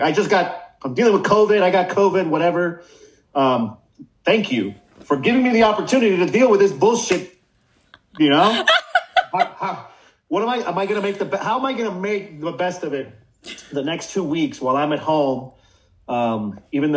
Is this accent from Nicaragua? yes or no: yes; Managua, Nicaragua; moved away; I'm originally from Nicaragua